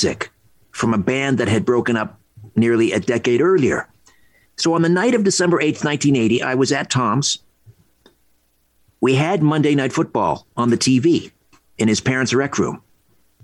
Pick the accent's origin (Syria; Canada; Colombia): Canada; Brantford, Ontario; He lived around the corner from my house where I grew up in Brantford